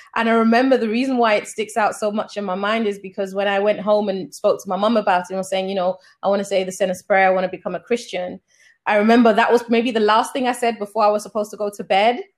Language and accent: English; Sierra Leone; moved away; also born or lived in Germany / United Kingdom; I'm originally from Sierra Leone